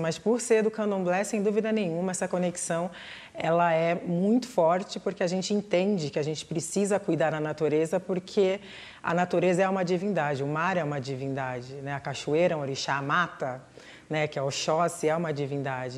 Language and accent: Portuguese; Santos, São Paulo, Brazil; moved away as an adult; now in São Paulo, Brazil; Eu sou de Santos, litoral. Então eu cresci muito perto do mar